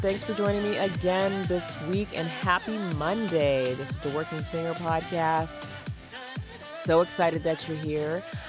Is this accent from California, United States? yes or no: yes; Rialto, California, United States; now in Los Angeles, United States; I grew up in Rialto. It's not too far away.